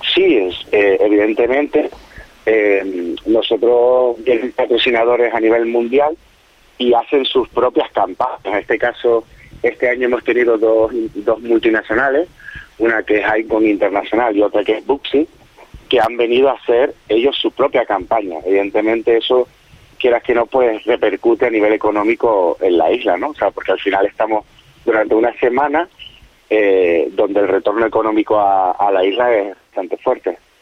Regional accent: Canary Islands, Spain; yo soy canario

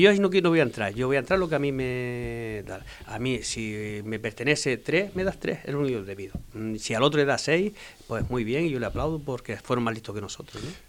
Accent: Fuerteventura, Canary Islands, Spain; soy majorero de pura cepa

